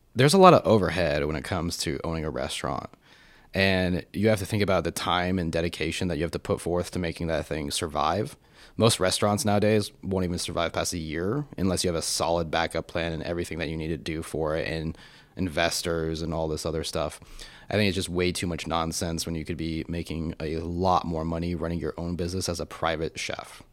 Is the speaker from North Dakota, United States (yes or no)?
no; Colorado Springs, Colorado, United States; moved away as an adult; now in Austin, United States; I grew up in Colorado Springs